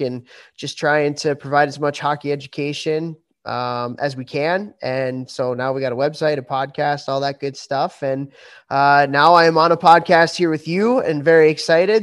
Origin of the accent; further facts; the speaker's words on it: Chicago, Illinois, United States; moved away as an adult; Born and raised in Chicago